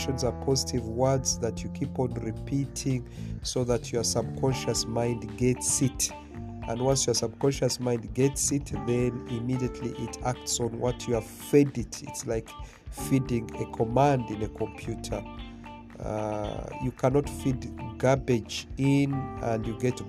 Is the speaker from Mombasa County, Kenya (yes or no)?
yes; Mombasa, Mombasa County, Kenya; where I grew up in Mombasa, Kenya